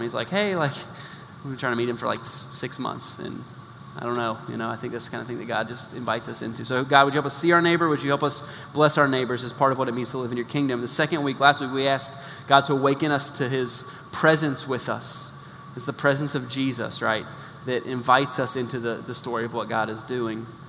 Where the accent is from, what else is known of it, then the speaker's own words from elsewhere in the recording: Midwest, United States; moved away; I grew up in the Midwest